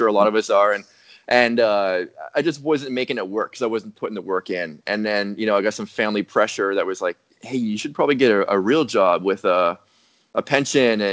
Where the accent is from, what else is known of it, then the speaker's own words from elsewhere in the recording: Ottawa, Ontario, Canada; moved away as an adult; now in Texas, United States; I'm a Canadian born and bred, living in Texas.